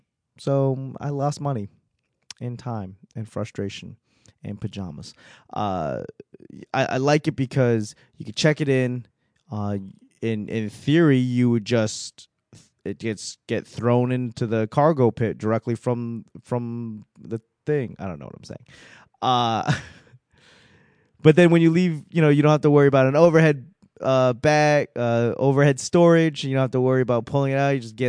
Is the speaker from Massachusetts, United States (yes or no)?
yes; Boston, Massachusetts, United States; I mean, given I'm from Boston, I could always find a reason to talk shit.